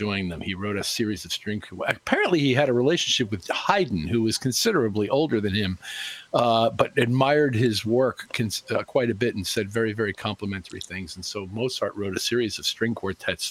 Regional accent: New York, United States; we're from New York

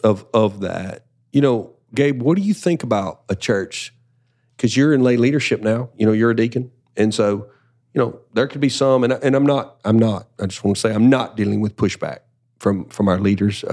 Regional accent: Deep South, United States; growing up in the, in the deep South, everybody's a Christian

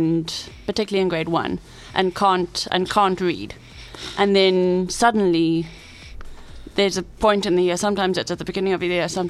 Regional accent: Cape Town, Western Cape, South Africa; I grew up in Cape Town

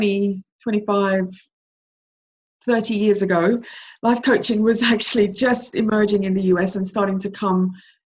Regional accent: Jamaica; moved away; I was born in Jamaica and I came over from Jamaica, you know, to be with my mom who'd left me here, left me in, you know, behind with my grandmother

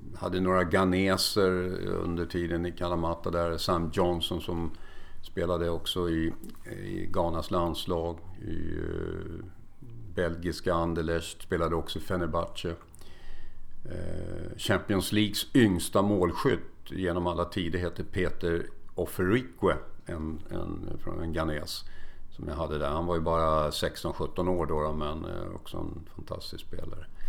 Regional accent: Stockholm, Stockholm County, Sweden; moved away as an adult; also born or lived in Kalmar; now in Mariefred, Sweden; Jag är född i Kalmar men uppväxt och, och har bott hela mitt liv i Stockholm

